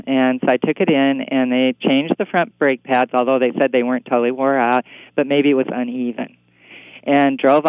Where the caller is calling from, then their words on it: Seattle, Washington, United States